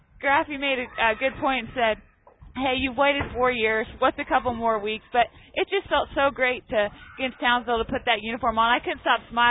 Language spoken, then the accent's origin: English; Claflin, Kansas, United States; now in Wichita, United States; I live in Wichita, but I grew up in Claflin, and it's really the best way to describe it is the center of Kansas